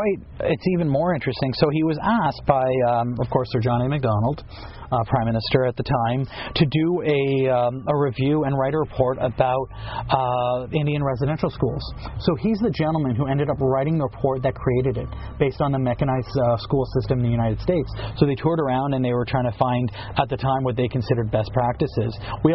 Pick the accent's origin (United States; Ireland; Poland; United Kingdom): Ireland; And as an Irishman, it's always a thrill to be able to talk about our own.